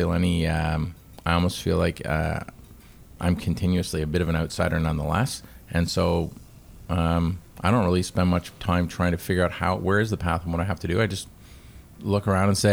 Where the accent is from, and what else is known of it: Canada